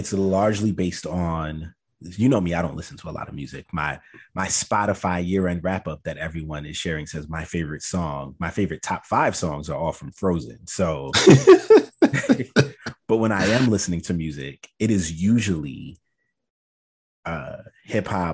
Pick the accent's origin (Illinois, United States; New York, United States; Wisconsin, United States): New York, United States; New York City; I was raised in Brooklyn